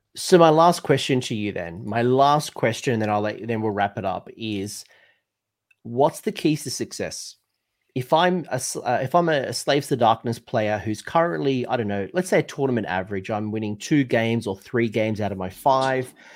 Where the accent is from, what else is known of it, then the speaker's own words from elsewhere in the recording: United Kingdom; as a Brit